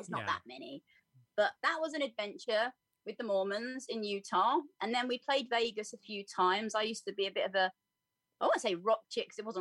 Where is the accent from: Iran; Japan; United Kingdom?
United Kingdom; also born or lived in Vancouver, Canada; I was born in a little place near London, like on the outskirts, and actually moved out to Canada, Vancouver, when I was about two.